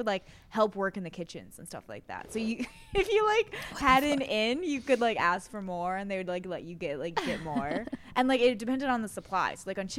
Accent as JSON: {"language": "English", "region": "Iowa", "country": "United States", "said": "I'm from Iowa."}